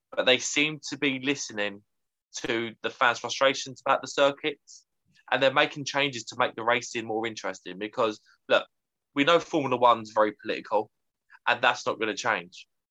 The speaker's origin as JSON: {"language": "English", "country": "United Kingdom", "said": "as a young Brit at the time"}